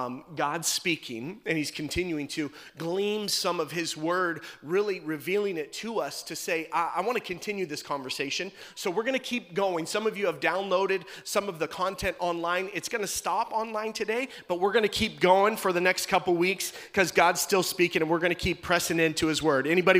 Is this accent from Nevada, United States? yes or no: yes; Las Vegas, Nevada, United States; also born or lived in Tacoma, Washington; But I was born in Tacoma, and at about the ripe age of 5 years old, I moved to Las Vegas, Nevada.